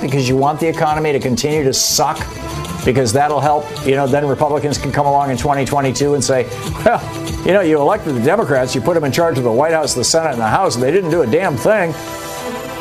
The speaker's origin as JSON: {"language": "English", "region": "Michigan", "country": "United States", "tie": "born or raised there", "said": "I grew up in Michigan"}